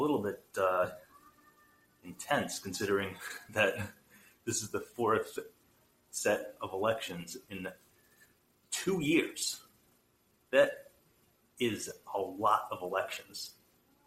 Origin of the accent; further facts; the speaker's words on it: United States; being an American, that sounds a little bit familiar, because here in America